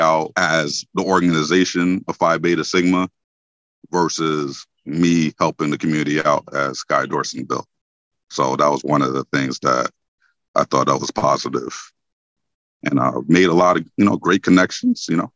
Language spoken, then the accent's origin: English; New York, United States; moved away as an adult; also born or lived in Winston-Salem, North Carolina; now in North Carolina, United States; I'm originally from New York